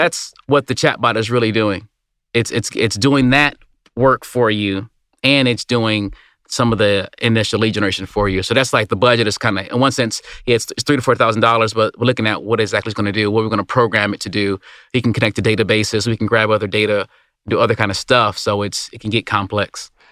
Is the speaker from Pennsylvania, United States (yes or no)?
no; Detroit, Michigan, United States; I grew up in Detroit. I grew up in a Motor City